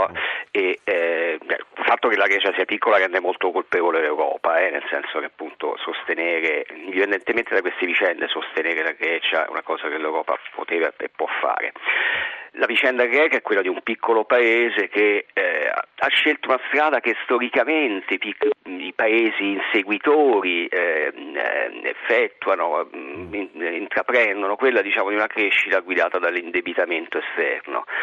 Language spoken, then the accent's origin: Italian; Rome, Lazio, Italy; io sono romano, non sono sì, senese, sì, sì. vivo anche a Roma.